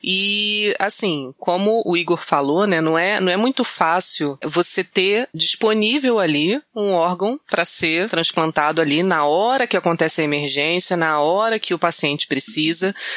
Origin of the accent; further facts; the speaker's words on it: Rio de Janeiro, Brazil; eu sou natural do Acre, né, na verdade. Não, mentira, do Rio mesmo